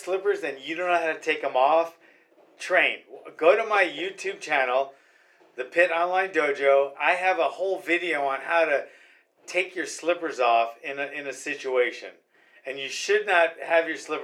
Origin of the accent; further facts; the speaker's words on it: Hawaii, United States; We from Hawaii